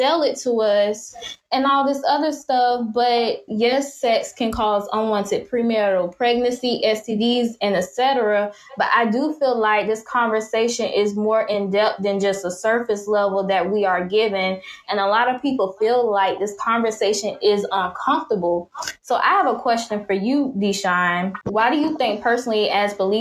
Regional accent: Jacksonville, Florida, United States; my hometown, Jacksonville, Florida

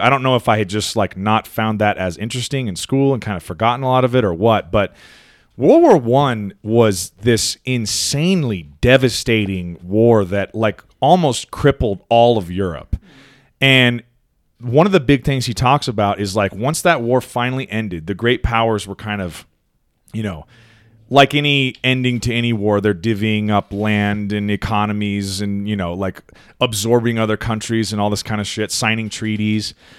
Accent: United States; as an American citizen

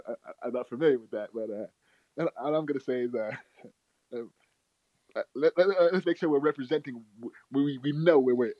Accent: Nigeria; I'm from Nigeria

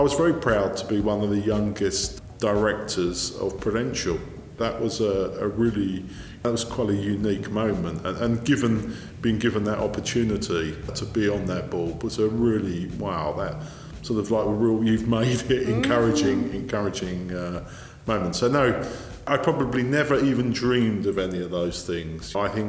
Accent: South East England, United Kingdom; born there; I was born in Kent.

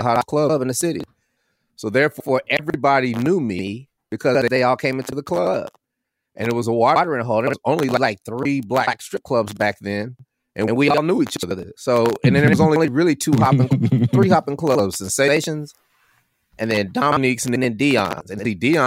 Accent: California, United States; now in Georgia, United States; I was from California. I went to school in California

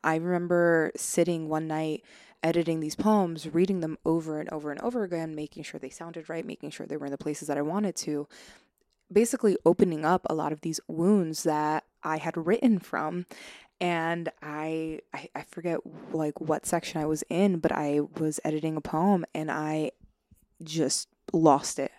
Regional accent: Long Island, New York, United States; born and raised, um, uh, in, on Long Island

